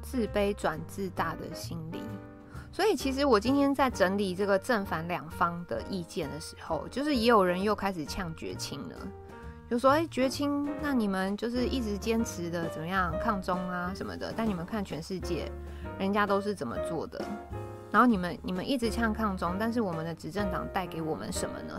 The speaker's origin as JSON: {"language": "Chinese", "country": "Taiwan", "said": "我们台湾人"}